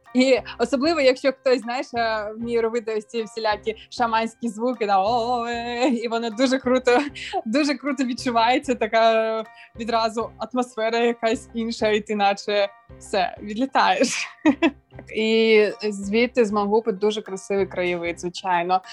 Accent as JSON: {"language": "Ukrainian", "town": "Bakhchysarai", "region": "Crimea", "country": "Ukraine", "tie": "born or raised there", "said": "Я сама народилася в Бахчисараї"}